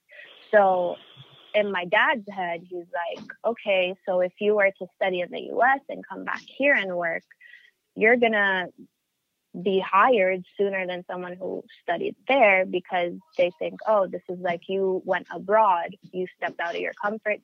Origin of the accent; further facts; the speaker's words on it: Jordan; moved away as an adult; now in United States; I'm half Filipino and I'm half Jordanian, but I lived all my life in Jordan and I just moved here for college